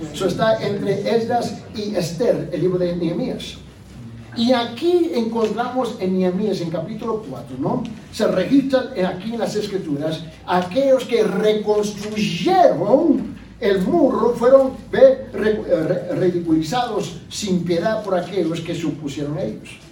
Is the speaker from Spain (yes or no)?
no; Puerto Rico; por mi naturaleza yo soy puertorriqueño.